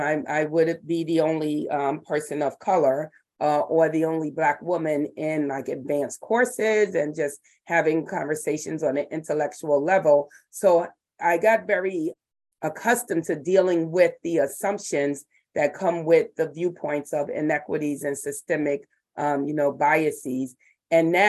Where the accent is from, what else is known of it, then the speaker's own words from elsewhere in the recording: Fishkill, New York, United States; moved away as an adult; now in Brooklyn, United States; I grew up in Fishkill, New York.